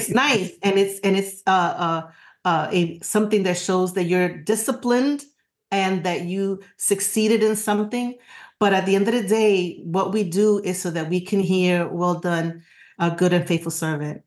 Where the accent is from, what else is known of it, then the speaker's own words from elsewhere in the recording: New York, United States; now in Florida, United States; I'm a New Yorker forever and always